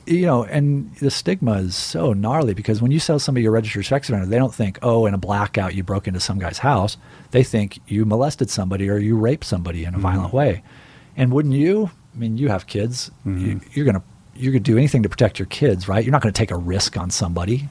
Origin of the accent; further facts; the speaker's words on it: Riverside, California, United States; I grew up in the Inland Empire, which is basically the Midwest